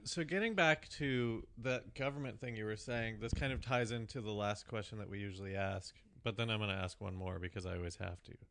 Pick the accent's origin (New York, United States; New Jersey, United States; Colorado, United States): Colorado, United States; Fort Collins; we're from Fort Collins, which is a college town